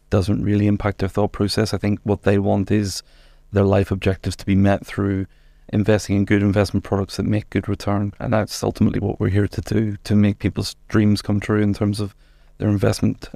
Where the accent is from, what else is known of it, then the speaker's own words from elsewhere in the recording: Northern Ireland, United Kingdom; moved away as an adult; also born or lived in England; now in Luxembourg; I'm Northern Irish